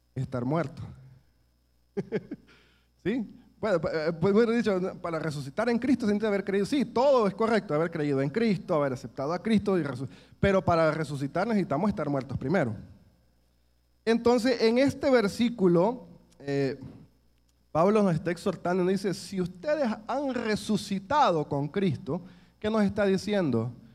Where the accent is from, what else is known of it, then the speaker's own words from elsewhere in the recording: El Salvador; nuestro país